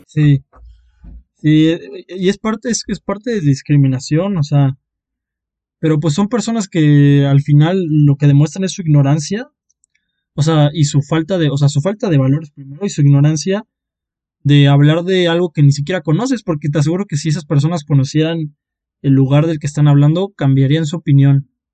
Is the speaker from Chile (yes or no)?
no; Oaxaca, Mexico; nosotros eh, somos, somos oaxaqueños, ahí es donde nos conocimos, eh, es nuestro lugar